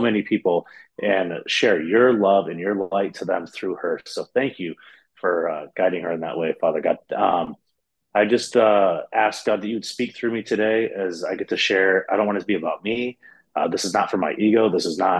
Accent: Michigan, United States; I was raised in Michigan, United States, raised in a Catholic church

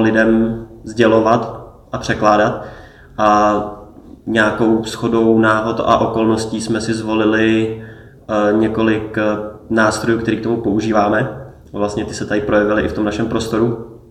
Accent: Czechia; tady u nás v Čechách

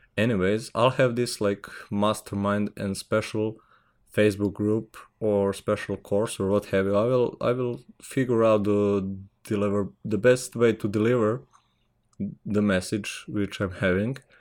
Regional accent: Serbia; English is a second language; I'm from Serbia

